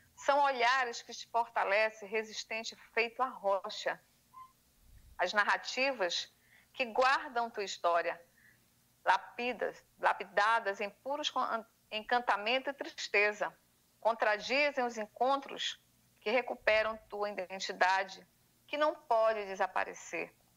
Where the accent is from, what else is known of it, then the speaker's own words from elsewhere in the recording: Pará, Brazil; Como uma boa paraense